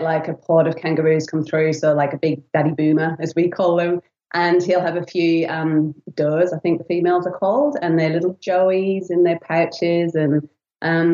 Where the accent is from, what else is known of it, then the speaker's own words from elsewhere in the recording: England, United Kingdom; now in Australia; I'm originally from England, as you might be able to tell by my non-Aussie accent